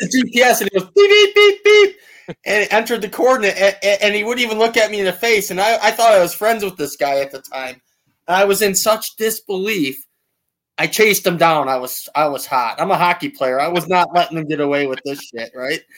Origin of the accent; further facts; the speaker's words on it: Niagara River, New York, United States; I grew up on the Niagara River